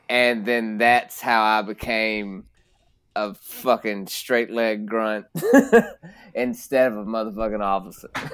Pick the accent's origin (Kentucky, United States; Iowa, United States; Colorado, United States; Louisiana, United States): Kentucky, United States; Princeton; accent: twang; I'm from a small town called Princeton in, uh, the west side of the state of Kentucky